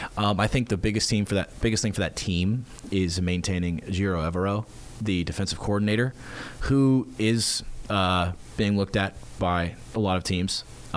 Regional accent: Atlanta, Georgia, United States; now in Tuscaloosa, United States; I'm from Atlanta.

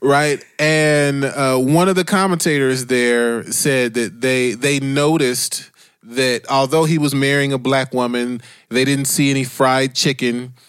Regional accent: Dayton, Ohio, United States; moved away; I grew up in Dayton, Ohio

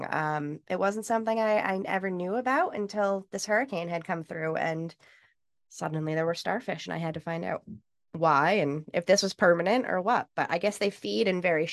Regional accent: New York, United States; I grew up in New York

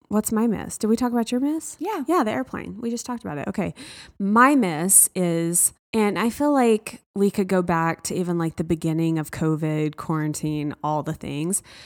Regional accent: the South, United States; I was raised in the South

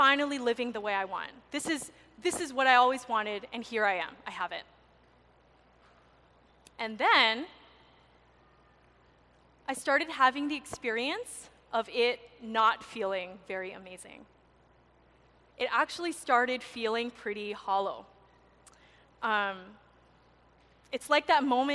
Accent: Maui, Hawaii, United States; I was born and raised on Maui

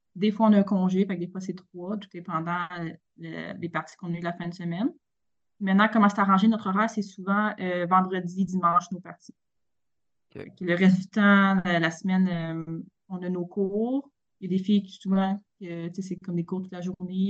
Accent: Victoriaville, Quebec, Canada; also born or lived in Montreal; moi, je suis une, une fille qui vient de Victoriaville, très fière de tout ça. Euh, j'ai grandi là

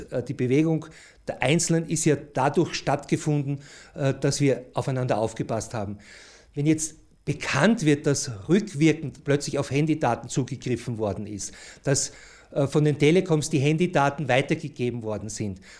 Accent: Austria; so ist das etwas, wo wir uns als Österreicher eigentlich nicht dafür entschieden haben

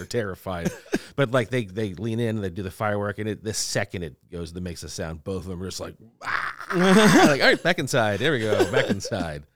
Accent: Louisiana, United States; I'm from Louisiana, from the South

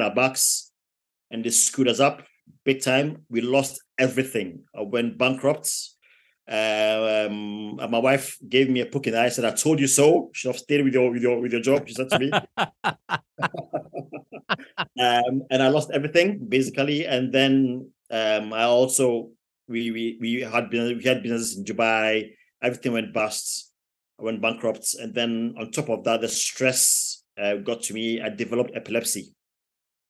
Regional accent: Ghana; moved away as an adult; also born or lived in London, United Kingdom / Plymouth, United Kingdom; now in United Kingdom; I was born in London, in the UK, which is about 4 hours from here. But my parents took me back to Africa, in Ghana, which is a little country in West Africa. Mm-hmm. So took me back to Ghana when I was 5 years old. And I lived my entire life

